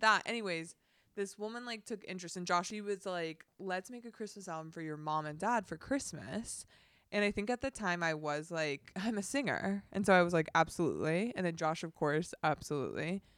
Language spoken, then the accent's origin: English; Dana Point, California, United States; I grew up in Dana Point, California, beach town